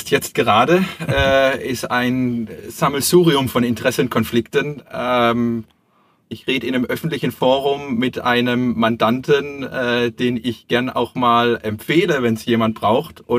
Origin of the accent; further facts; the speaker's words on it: Heilbronn, Baden-Württemberg, Germany; born there; bin äh, 40 Jahre alt, ähm, Schwabe, wie wir schon festgestellt haben, also geboren in Heilbronn.